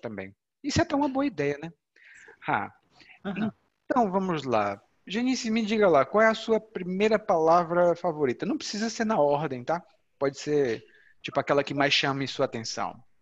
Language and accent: Portuguese; Ceará, Brazil; moved away; lá no Ceará, de onde eu venho